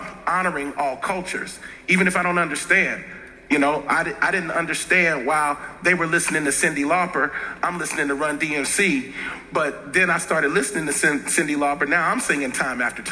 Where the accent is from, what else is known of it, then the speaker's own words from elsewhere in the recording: Cincinnati, Ohio, United States; I grew up in Cincinnati, Ohio, and born in 73, growing up, there was very real racial tension